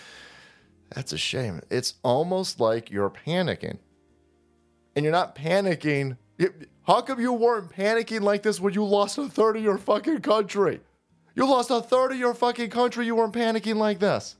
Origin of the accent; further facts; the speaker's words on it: United States; as an American tax chattel